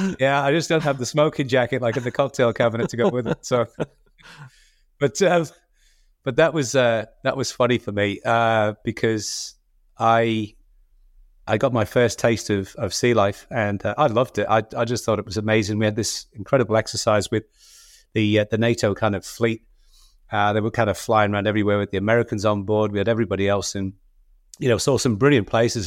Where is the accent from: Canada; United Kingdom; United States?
United Kingdom; Liverpool, North West England; moved away as an adult; I come from Liverpool